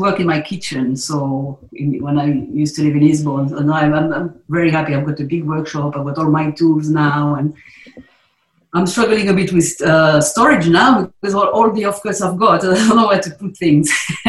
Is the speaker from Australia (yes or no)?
no; South East England, United Kingdom; But I'm a boy from the South Downs, born and bred